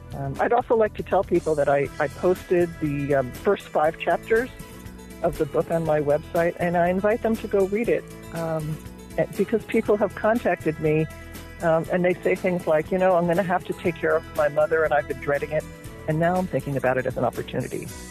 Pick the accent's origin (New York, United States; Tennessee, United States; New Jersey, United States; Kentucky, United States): New Jersey, United States; born or raised there; moved away as an adult; now in California, United States